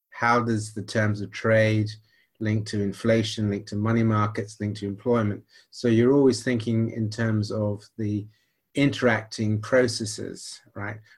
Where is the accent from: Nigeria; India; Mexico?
Nigeria; accent: slight American twang; So actually, I grew up in Nigeria and went to an American missionary school for quite a while, which is where I got a slight twang to my accent because everybody asked me that.